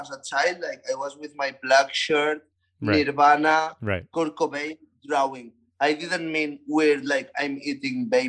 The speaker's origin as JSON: {"language": "English", "town": "Barcelona", "region": "Catalonia", "country": "Spain"}